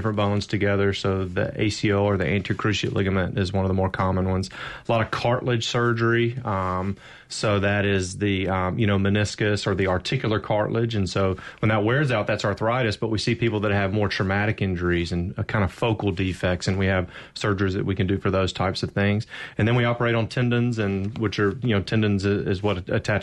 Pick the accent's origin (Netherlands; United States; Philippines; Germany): United States; Brandon, Mississippi; also born or lived in Houston, Texas; I'm a local guy. I grew up in Brandon, went to Brandon High School and Mississippi State.